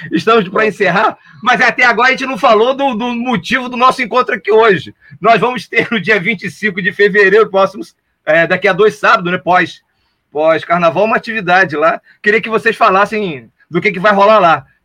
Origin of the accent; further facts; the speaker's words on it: São Gonçalo, Rio de Janeiro, Brazil; eu sou de São Gonçalo